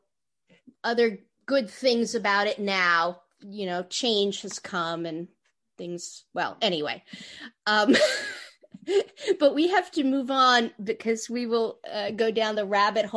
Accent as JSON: {"language": "English", "town": "New York City", "region": "New York", "country": "United States", "tie": "born or raised there", "also_born_or_lived": "Queens", "said": "I also grew up in Manhattan and then Queens"}